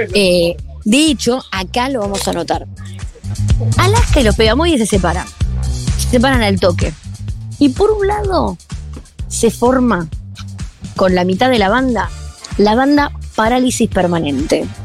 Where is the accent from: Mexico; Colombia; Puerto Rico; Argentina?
Argentina